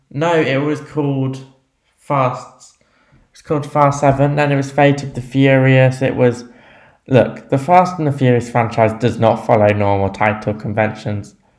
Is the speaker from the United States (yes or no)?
no; England, United Kingdom; being English